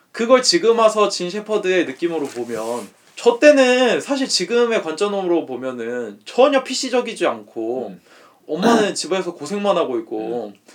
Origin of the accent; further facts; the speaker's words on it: South Korea; 나는 한국 사람이고